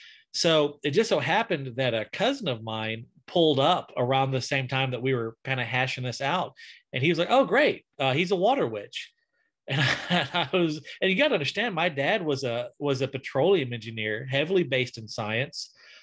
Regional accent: deep South Alabama, United States; I'm from deep South Alabama.

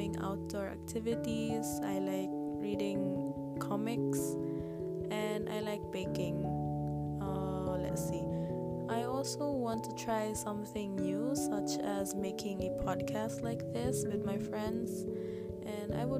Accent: Philippines; I'm from the Philippines

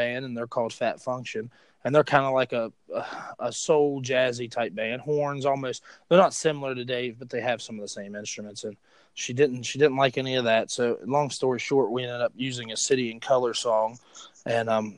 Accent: West Virginia, United States; I'm from West Virginia

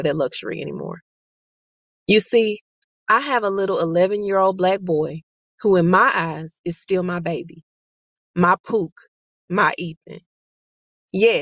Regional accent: Mississippi, United States; also born or lived in Monroe, Louisiana; Though I was born in Monroe, Louisiana, I was raised in Mississippi.

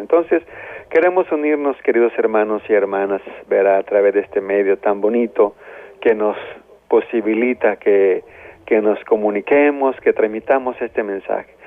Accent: El Salvador; como salvadoreños

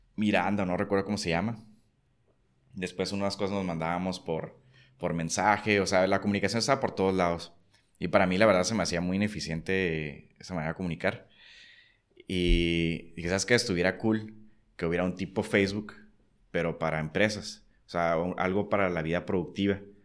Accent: Tijuana, Baja California, Mexico; also born or lived in San Diego; nací en San Diego, pero toda la vida he vivido aquí, ¿no? Entonces, pues soy tijuanense de, vida

